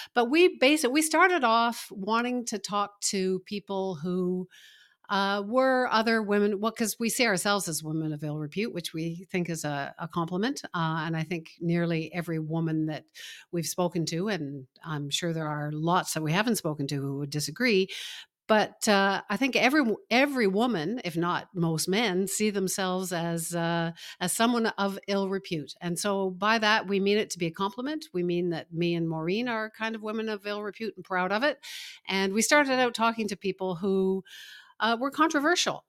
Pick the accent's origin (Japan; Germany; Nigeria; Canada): Canada; Toronto, Ontario; born or raised there; also born or lived in Montreal